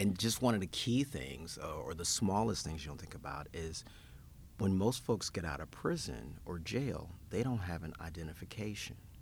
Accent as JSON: {"language": "English", "town": "Memphis", "region": "Tennessee", "country": "United States", "tie": "born or raised there", "also_born_or_lived": "Knoxville, Tennessee / Nashville", "said": "born and bred in Memphis"}